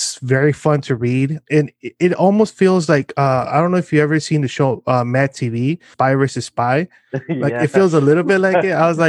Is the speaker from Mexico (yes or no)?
yes; Mexico; accent: Mexican; I was like, oh, I blame my my Mexican accent, which is the reason why, but who am I kidding?